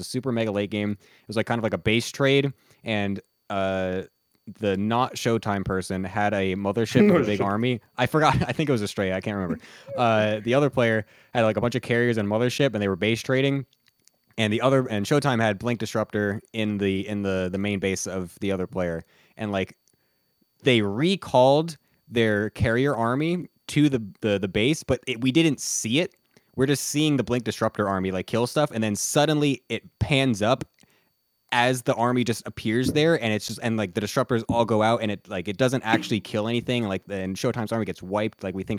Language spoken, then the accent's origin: English; United States; moved away as an adult; now in South Korea; Yeah, I only speak English. I'm American.